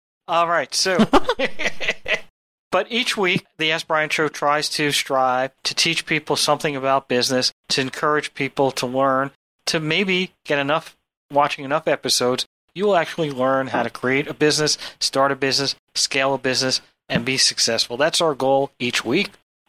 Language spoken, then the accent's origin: English; New York City, New York, United States; I am a New Yorker